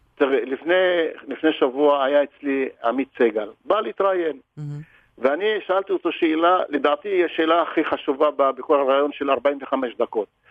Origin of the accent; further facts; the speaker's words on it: Israel; אני ערבי ישראלי